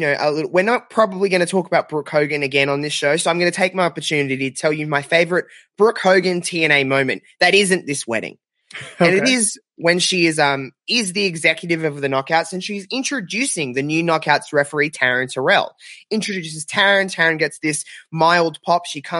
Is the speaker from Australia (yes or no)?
yes; Australia; If anyone didn't know by my my very slight accent, I'm from Australia.